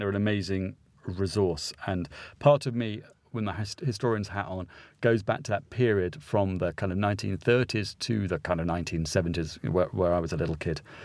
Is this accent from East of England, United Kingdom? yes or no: yes; St Albans, East of England, United Kingdom; I grew up in Saint Albans, small cathedral city